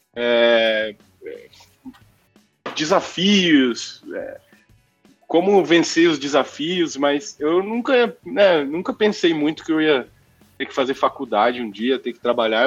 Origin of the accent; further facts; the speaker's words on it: Mococa, São Paulo, Brazil; also born or lived in Rio de Janeiro / Poland; Eu nasci no dia 2, no dia 17 eu já estava em Mococa, e foi onde eu cresci